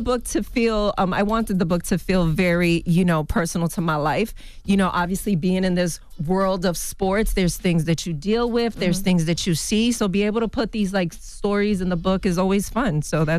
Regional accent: Bronx, New York, United States; I grew up in the Bronx.

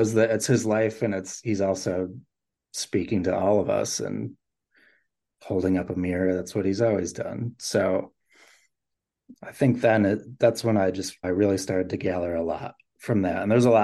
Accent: Rochester, New York, United States; Yeah, so I grew up in the Rochester, New York area.

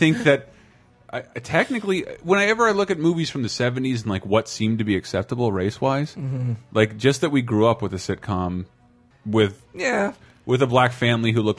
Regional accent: the South, United States; moved away; I was from the South, so everybody was wearing cowboy hats and boots

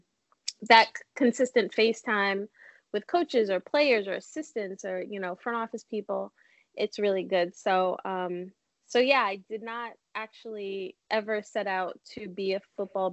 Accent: New York City, New York, United States; now in New Jersey, United States; I'm from Brooklyn

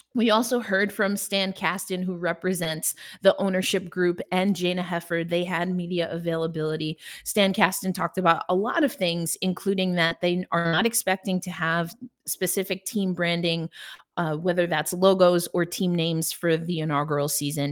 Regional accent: New York, United States; as a New Yorker

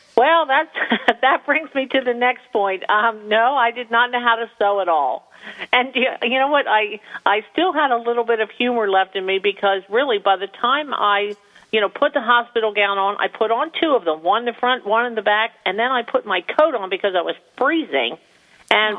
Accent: New Jersey, United States; having been born and raised in New Jersey

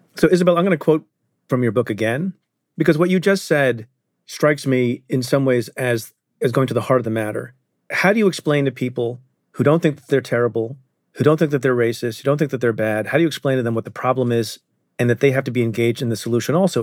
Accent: India; I'm I'm Indian. I was born in India

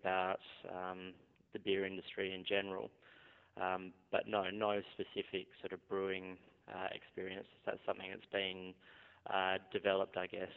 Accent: South Australia, Australia; growing up in South Australia, we've obviously had Coopers around

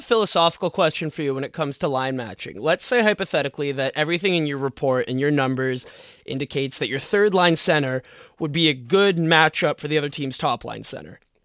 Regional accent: Toronto, Ontario, Canada; we're both from Toronto

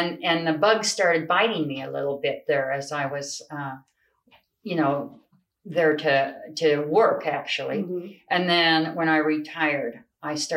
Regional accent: Rangely, Colorado, United States; also born or lived in Grand Junction, Colorado; growing up here

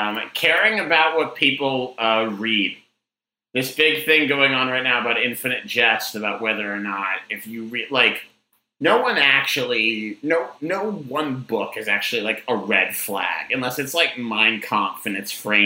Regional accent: Boston, Massachusetts, United States; And there's one near where I grew up in Boston that was, this guy inherited a patch of land that was too small to live on.

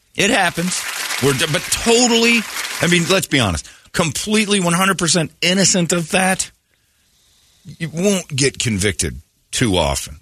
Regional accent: Indiana, United States; moved away; that's my home state

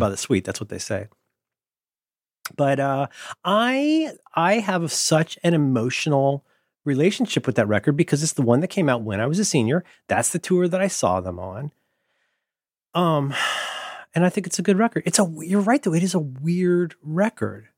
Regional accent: Ohio, United States; I'm from Ohio

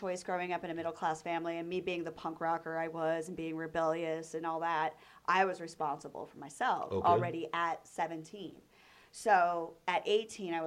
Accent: Chambersburg, Pennsylvania, United States; moved away as an adult; also born or lived in Miami / Los Angeles; now in Las Vegas, United States; I grew up on the East Coast in Pennsylvania

